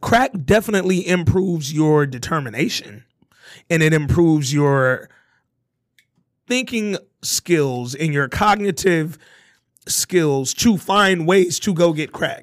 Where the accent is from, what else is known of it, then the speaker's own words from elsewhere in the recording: Hooper City, Alabama, United States; I'm a nigga from, you know, a, a southern background. I come from Hooper City, Alabama